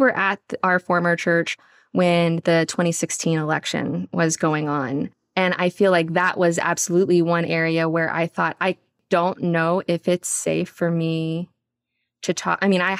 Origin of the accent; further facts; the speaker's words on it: the South, United States; accent: Southern; now in Houston, United States; Because I grew up a Filipina kid with a Southern accent. And that was one of the first things that had to go whenever I came to Houston